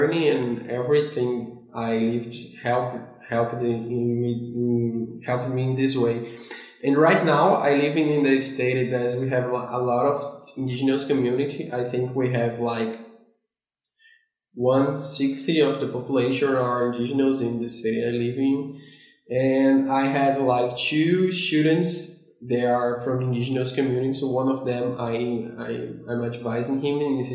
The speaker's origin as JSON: {"language": "English", "town": "Salvador", "region": "Bahia", "country": "Brazil", "tie": "born or raised there", "also_born_or_lived": "Kingston, Canada", "second_language": "English", "said": "the city I was raised in Salvador"}